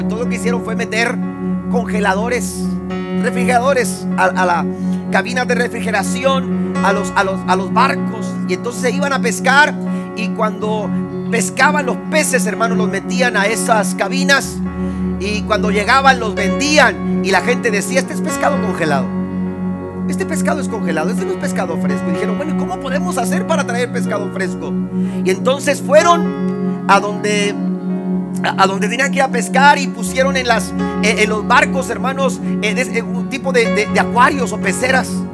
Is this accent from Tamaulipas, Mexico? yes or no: yes; Tampico, Tamaulipas, Mexico; moved away; De donde yo vengo, que es el puerto de Tampico, la ciudad de Dios